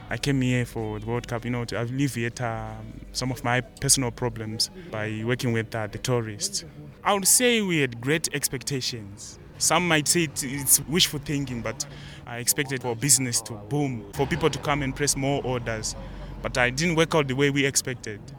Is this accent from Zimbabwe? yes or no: yes; Zimbabwe; now in South Africa; I'm from Zimbabwe.